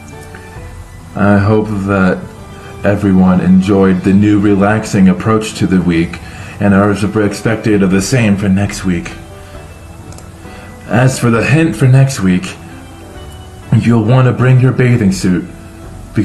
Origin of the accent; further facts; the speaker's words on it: United States; being American